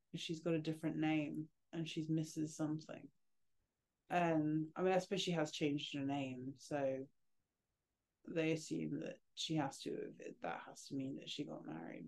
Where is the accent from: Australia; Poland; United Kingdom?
United Kingdom; England; I'm English